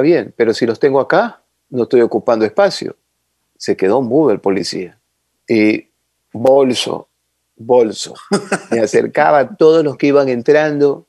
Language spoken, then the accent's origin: Spanish; Ecuador; Yo soy ecuatoriano y toda esta gente ecuatoriana